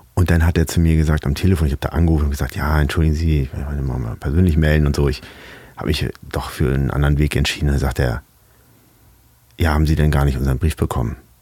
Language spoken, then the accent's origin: German; Hamburg, Germany; ich bin Hamburger